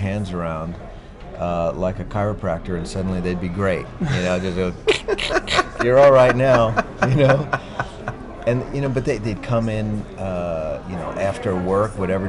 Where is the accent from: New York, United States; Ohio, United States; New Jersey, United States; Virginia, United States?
New York, United States; Westbury; also born or lived in Carle Place; I grew up technically in Westbury.